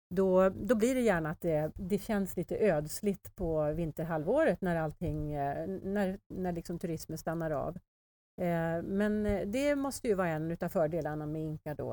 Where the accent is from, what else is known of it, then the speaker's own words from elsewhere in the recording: Sweden; vi svenskar